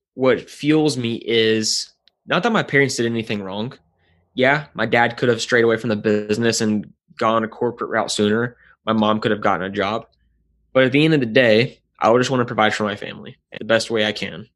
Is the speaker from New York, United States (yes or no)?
no; Nashville, Tennessee, United States; I was born and raised in Nashville, Tennessee